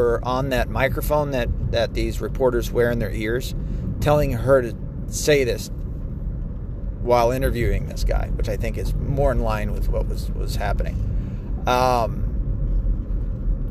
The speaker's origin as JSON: {"language": "English", "region": "Tennessee", "country": "United States", "moved": "yes", "lives_now": "Michigan, United States", "said": "I'm from Tennessee, where NASCAR culture is pretty big down there."}